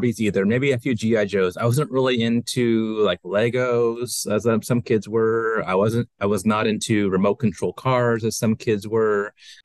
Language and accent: English; Bakersfield, California, United States; I'm also from the Central Valley.